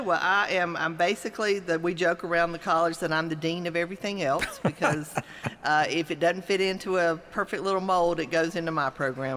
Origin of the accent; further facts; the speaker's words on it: Mississippi, United States; moved away as an adult; also born or lived in Gainesville, Florida; now in Georgia, United States; I grew up in Mississippi